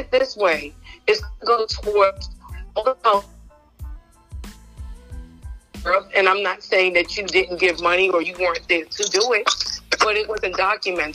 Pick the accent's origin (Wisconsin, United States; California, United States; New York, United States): New York, United States; now in Georgia, United States; I'm from New York